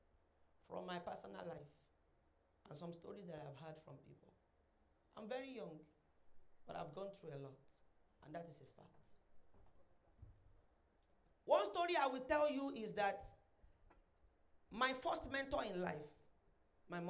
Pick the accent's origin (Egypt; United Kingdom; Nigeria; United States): Nigeria; Ilesha, Osun; I was born in Ilesha, Osun State